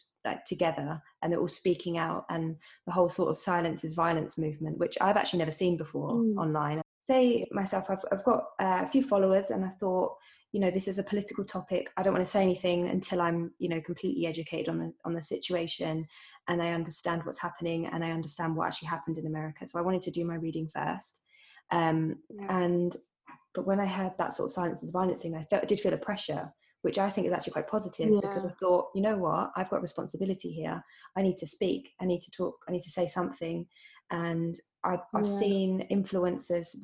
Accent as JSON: {"language": "English", "country": "United Kingdom", "said": "I'm British Indian, my parents are Indian"}